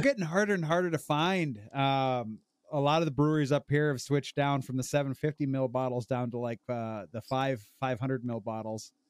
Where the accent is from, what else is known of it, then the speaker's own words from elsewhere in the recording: Rockford, Illinois, United States; I grew up, I grew up in Rockford, Illinois